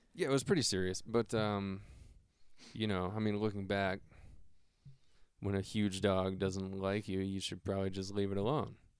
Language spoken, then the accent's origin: English; Solon, Ohio, United States; also born or lived in Akron, Ohio; when I was one, I moved into the house that my dad still lives in.